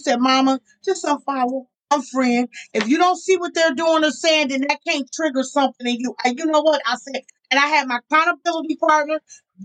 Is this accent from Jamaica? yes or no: yes; Jamaica; I'm Jamaican